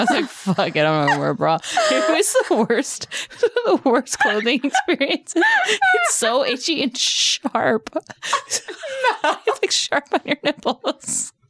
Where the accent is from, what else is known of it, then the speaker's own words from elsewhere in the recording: Temple, Texas, United States; moved away; I grew up in Texas.